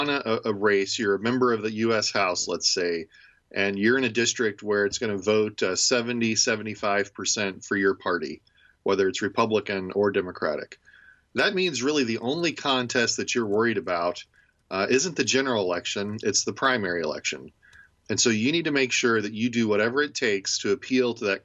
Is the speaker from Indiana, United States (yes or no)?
yes; Indiana, United States; now in Ohio, United States; When I grew up in Indiana, I grew up a Colts fan